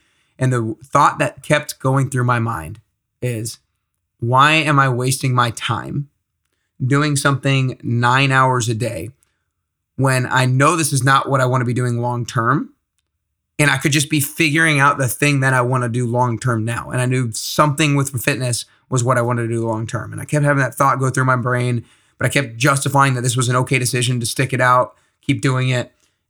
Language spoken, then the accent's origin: English; Atlanta, Georgia, United States; I'm from Atlanta